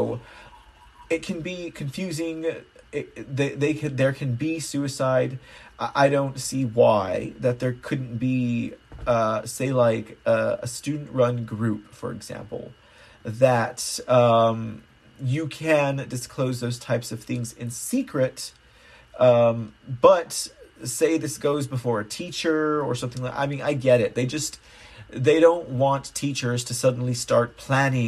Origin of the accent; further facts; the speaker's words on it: Texas, United States; I'm from Texas